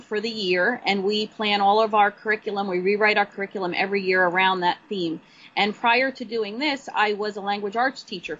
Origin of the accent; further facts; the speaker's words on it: New Jersey, United States; I was born and raised here in New Jersey, so I'm a true Jersey girl.